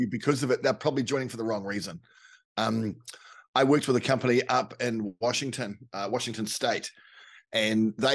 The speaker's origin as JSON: {"language": "English", "country": "New Zealand", "said": "as a Kiwi"}